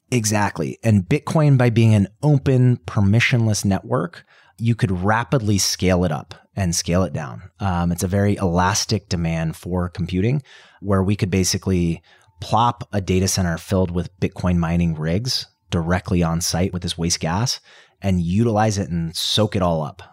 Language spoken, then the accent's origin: English; Colorado, United States; I grew up in Colorado around the mountains